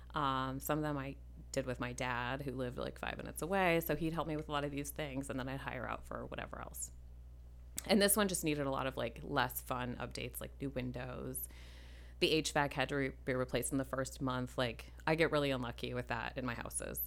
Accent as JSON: {"language": "English", "town": "Minneapolis", "region": "Minnesota", "country": "United States", "tie": "born or raised there", "said": "I grew up in Minneapolis, ish"}